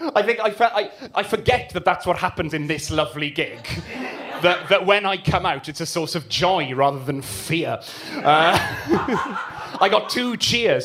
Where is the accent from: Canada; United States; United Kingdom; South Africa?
United Kingdom; Swansea, Wales; I grew up uh, in Sketty, which is quite a posh part of Swansea